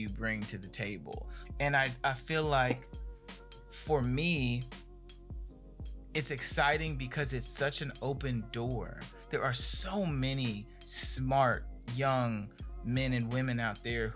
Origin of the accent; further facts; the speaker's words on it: Gary, Indiana, United States; coming from where I'm from Gary, Indiana